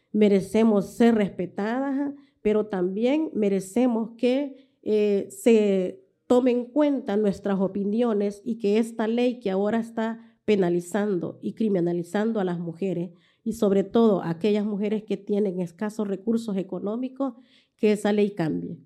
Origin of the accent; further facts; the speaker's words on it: El Salvador; como salvadoreñas